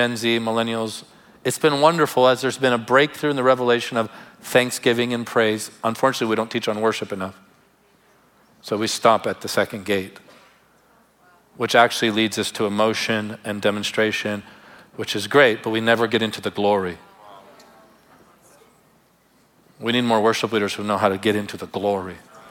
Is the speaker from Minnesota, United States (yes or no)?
no; Tarpon Springs, Florida, United States; where I grew up in Tarpon Springs.